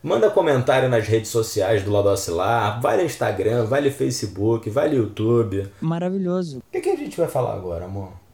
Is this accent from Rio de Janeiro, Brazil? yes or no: yes; Rio de Janeiro, Brazil; eu vim da Vila Kennedy, gente. Morei na Vila Kennedy até meus 10 anos, 11 anos